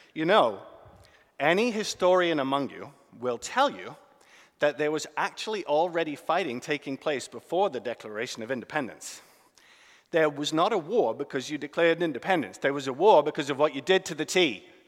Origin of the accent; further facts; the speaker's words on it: United Kingdom; now in United States; as a British man